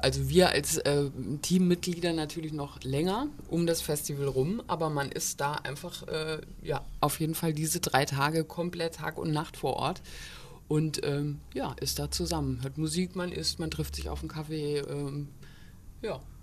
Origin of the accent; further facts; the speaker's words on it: Borken, Hesse, Germany; moved away as an adult; also born or lived in Heidelberg / Ulm; now in Kassel, Germany; ich komme ursprünglich auch hier aus Borken